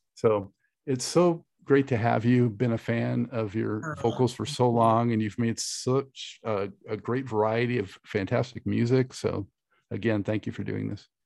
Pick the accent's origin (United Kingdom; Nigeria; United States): United States; Los Angeles, California; moved away as an adult; also born or lived in Santa Monica; now in Charlotte, United States; I'm a native too